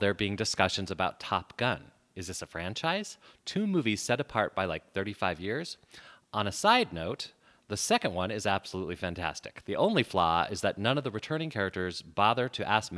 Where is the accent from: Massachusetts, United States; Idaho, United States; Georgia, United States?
Idaho, United States; Boise; moved away as an adult; also born or lived in Weiser, Idaho / Phoenix, Arizona; Originally, I'm from Idaho